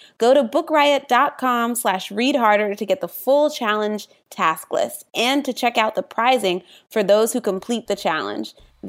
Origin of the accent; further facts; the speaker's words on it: Virginia Beach, Virginia, United States; moved away as an adult; now in Philadelphia, United States; So I'm from Virginia Beach, but I'm also living in Philly and inundated with the snow right now.